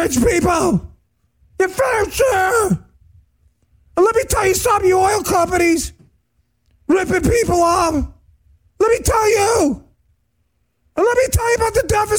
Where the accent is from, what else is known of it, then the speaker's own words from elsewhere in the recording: New York, United States; moved away; an Italian from New York